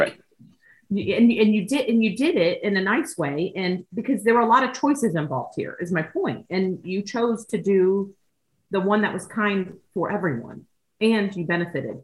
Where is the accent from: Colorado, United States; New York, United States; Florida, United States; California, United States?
Florida, United States; Miami-Dade County; I grew up in Miami-Dade County